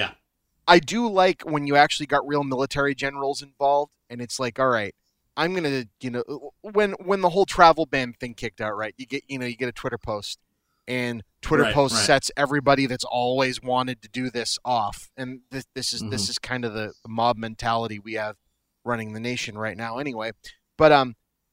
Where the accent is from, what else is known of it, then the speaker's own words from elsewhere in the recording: Boston, Massachusetts, United States; Bob and I are from Boston